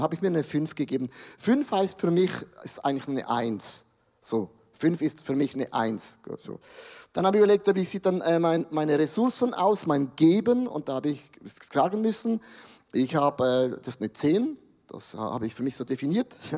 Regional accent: Buchs, St. Gallen, Switzerland; Ich komme aus Bux, aus dem Rheintal, ich kenne die drei Berge und die sieben Zwergen

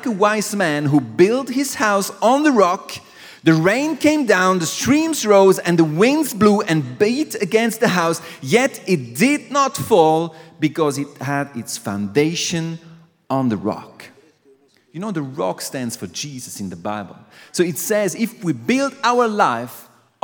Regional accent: Aargau, Switzerland; I'm from Aargau. I'm from a different place

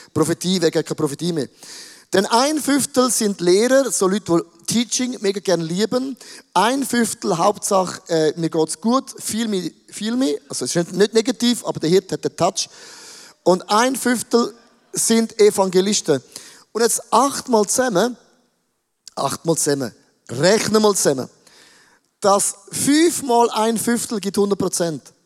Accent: Switzerland; now in Zurich, Switzerland

